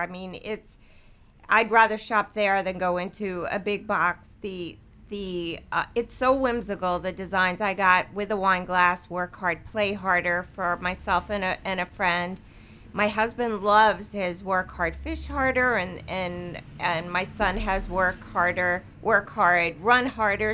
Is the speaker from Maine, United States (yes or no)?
no; New York, United States; moved away; I'm from New York